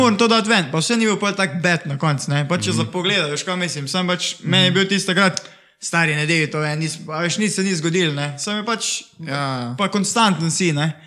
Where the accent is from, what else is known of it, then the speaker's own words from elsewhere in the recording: Šentjur, Savinja, Slovenia; prihajam iz Šentjurja